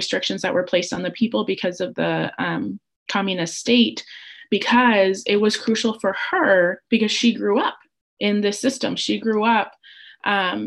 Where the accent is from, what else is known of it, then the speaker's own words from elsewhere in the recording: United States; I was born in the United States